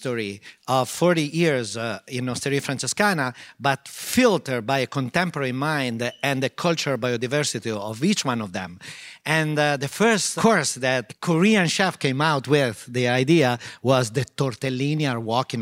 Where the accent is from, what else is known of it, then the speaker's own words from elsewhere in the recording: Modena, Emilia-Romagna, Italy; English is a second language; also born or lived in New York; I grew up in Modena.